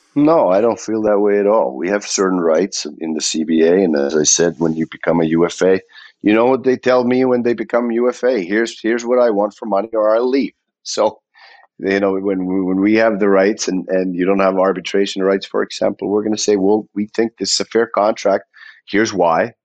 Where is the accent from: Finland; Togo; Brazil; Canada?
Finland; now in Columbus, United States; I'm from Finland